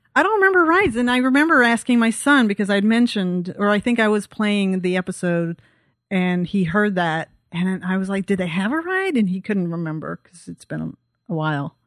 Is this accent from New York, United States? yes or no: no; Texas, United States; also born or lived in Belgium; I'm from Texas